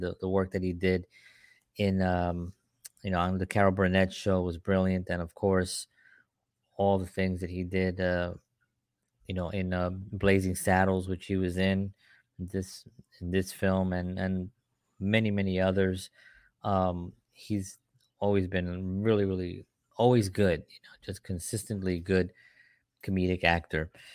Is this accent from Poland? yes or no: no; Puerto Rico; I'm Puerto Rican